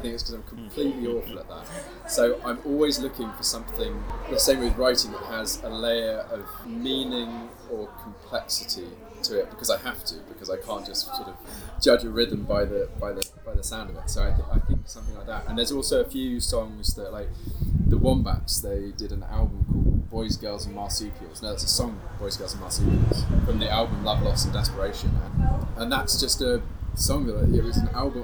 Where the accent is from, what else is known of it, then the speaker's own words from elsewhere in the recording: England, United Kingdom; we're from England